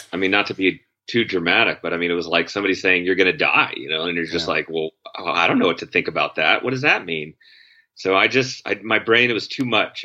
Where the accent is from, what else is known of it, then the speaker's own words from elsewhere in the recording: Connecticut, United States; I grew up in Connecticut